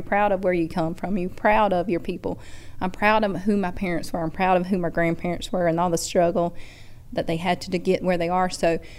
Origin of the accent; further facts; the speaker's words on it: Poarch, Alabama, United States; or I'm from Porch, Alabama, and I'm a Creek person.